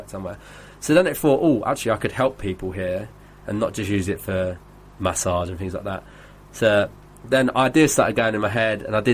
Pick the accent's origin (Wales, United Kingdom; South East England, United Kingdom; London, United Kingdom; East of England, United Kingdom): East of England, United Kingdom; North Weald; being from Essex